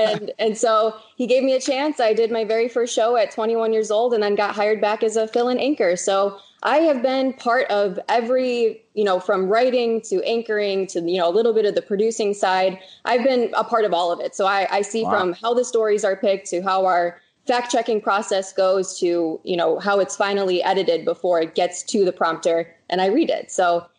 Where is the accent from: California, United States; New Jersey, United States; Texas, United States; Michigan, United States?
Michigan, United States; moved away as an adult; now in San Diego, United States; So I'm originally from Michigan, packed up, moved all the way out to San Diego